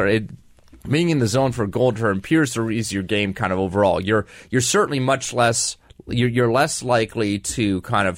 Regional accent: Calgary, Alberta, Canada; the Calgary Flames, my hometown team

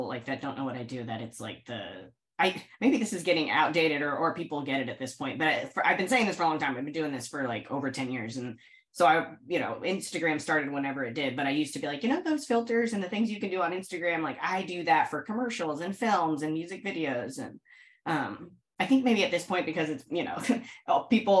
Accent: Indianapolis, Indiana, United States; moved away as an adult; now in New York City, United States; I'm from Indianapolis. I moved to New York City when I was 18 for college and haven't left. I'm reaching my halfway point between 18 years in Indianapolis, 18 years in New York City.

